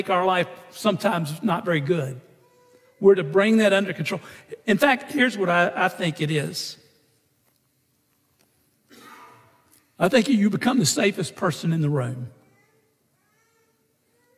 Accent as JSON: {"language": "English", "town": "Orange", "country": "United States", "tie": "born or raised there", "said": "when I'm a kid growing up in Orange, First Baptist Church of Orange"}